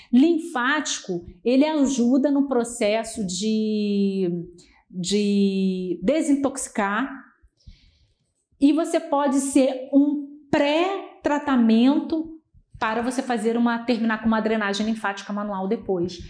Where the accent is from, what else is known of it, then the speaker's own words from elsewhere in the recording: Rio de Janeiro, Brazil; eu sou do Rio